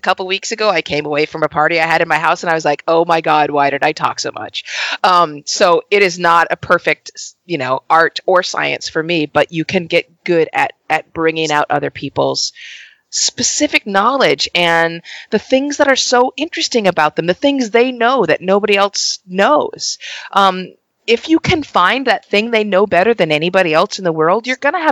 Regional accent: Los Angeles, California, United States; an LA native

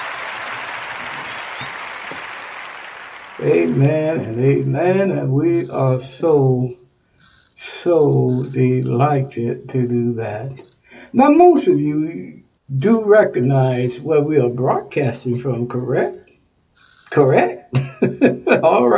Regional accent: Texas, United States; Texas is my home state

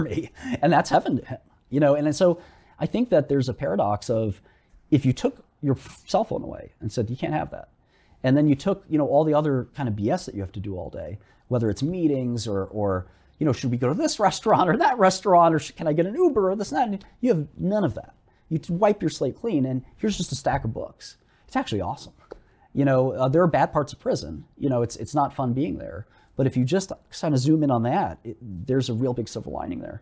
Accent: New York City, New York, United States; I grew up in Brooklyn, melting pot, I understand minorities.

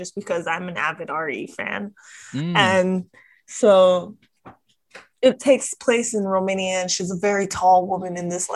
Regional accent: Hawaii, United States; moved away; I grew up in Hawaii

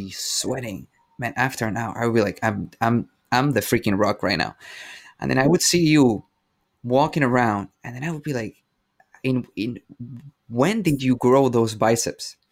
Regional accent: Venezuela; English is a second language; now in Canada; I come from Venezuela. English is my second language.

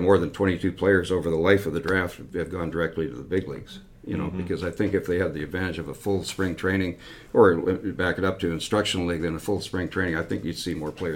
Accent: Canada; growing up in Canada

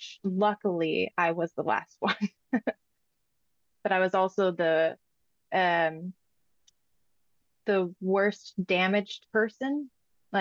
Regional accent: Sioux Falls, South Dakota, United States; moved away; also born or lived in Northern California; I'm originally from Sioux Falls, South Dakota, and I would usually go back there to see family and friends

